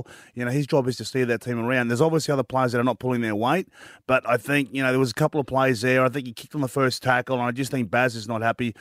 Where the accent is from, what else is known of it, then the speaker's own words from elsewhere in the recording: Queensland, Australia; as a Queenslander